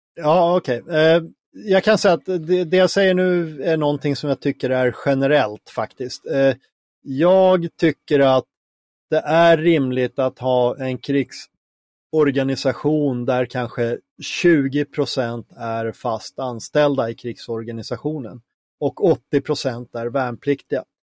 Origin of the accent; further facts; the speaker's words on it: Finland; now in Sweden; som finne